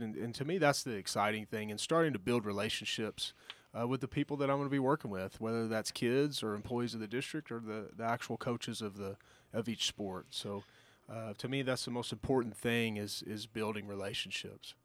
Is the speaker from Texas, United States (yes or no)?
yes; Giddings, Texas, United States; now in Alpine, United States; growing up in Giddings, um, small town, rural community